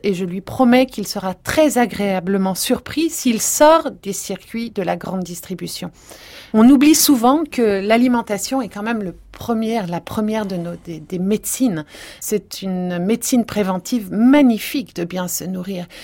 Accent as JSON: {"language": "French", "region": "Provence-Alpes-Côte d'Azur", "country": "France", "said": "je viens de Provence"}